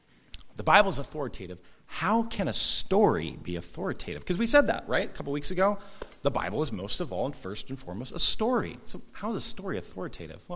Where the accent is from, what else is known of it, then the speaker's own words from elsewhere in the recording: Southern California, United States; I grew up surfing in Southern California